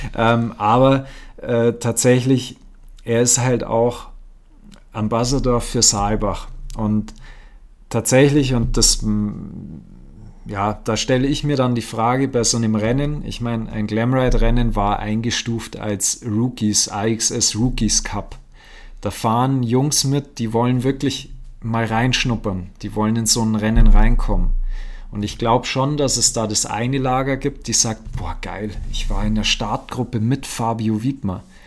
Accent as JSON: {"language": "German", "town": "Aschau im Chiemgau", "region": "Bavaria", "country": "Germany", "said": "bei uns in Aschau am Chiemsee."}